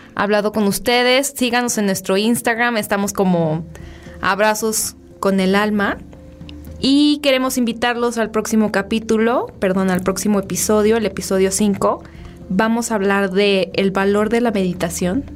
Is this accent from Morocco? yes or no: no; Guadalajara, Jalisco, Mexico; Yo soy tapatía